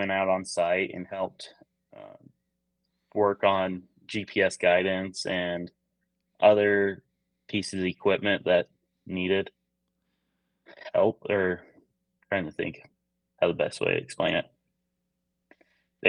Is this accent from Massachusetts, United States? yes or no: no; Cache Valley, Northern Utah, United States; I grew up in Northern Utah, a little valley called Cache Valley, Utah